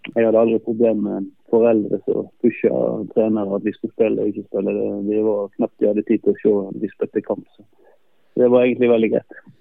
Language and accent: Norwegian; Norway; moved away as an adult; now in Faroe Islands; det er nok litt andre forutsetninger i, i Norge og der jeg kommer fra